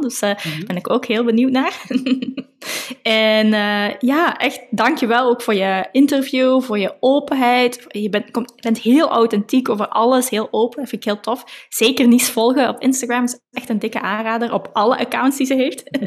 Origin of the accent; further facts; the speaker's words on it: Belgium; we komen alle twee uit België